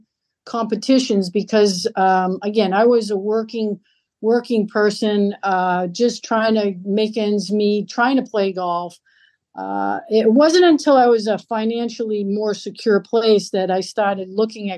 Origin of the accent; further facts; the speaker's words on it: Lowell, Massachusetts, United States; moved away as an adult; also born or lived in Nashua, New Hampshire; I grew up in Lowell, Massachusetts, in the inner city there